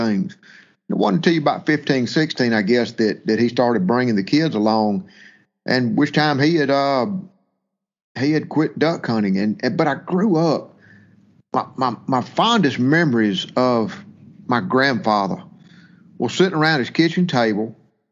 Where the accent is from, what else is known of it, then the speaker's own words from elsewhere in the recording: Mississippi, United States; I live in Brandon, Mississippi, born and raised in Mississippi